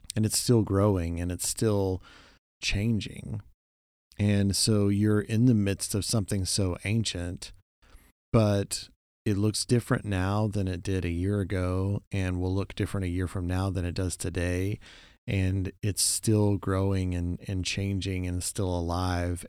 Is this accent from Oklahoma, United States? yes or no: yes; Oklahoma, United States; moved away; also born or lived in Texas; growing up in Oklahoma